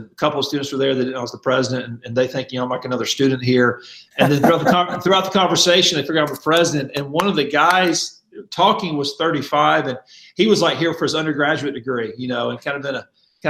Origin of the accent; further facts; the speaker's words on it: Mobile, Alabama, United States; moved away as an adult; also born or lived in Louisville, Kentucky; now in Kansas City, United States; I'm from Mobile, Alabama. My wife and I both grew up in Mobile